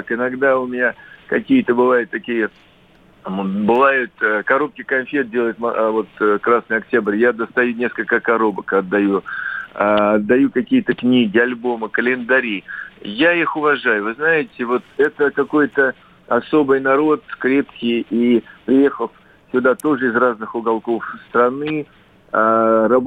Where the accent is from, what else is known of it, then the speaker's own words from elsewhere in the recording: Ulyanovsk, Ulyanovsk Oblast, Russia; born there; also born or lived in Rostov-on-Don / Odesa / Vilnius; now in Moscow, Russia; Вот я родился в Ульяновске, учился в Ростове, в Одессе – учился в, в Вильнюсе, но приехав в Москву, даже в коммунальной квартире, где я вначале жил, я настолько влюбился.